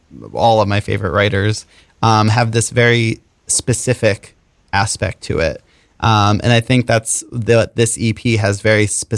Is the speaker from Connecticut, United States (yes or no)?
yes; Connecticut, United States; my hometown in Connecticut. Right. I was like, oh yeah, that's my street that I grew up on.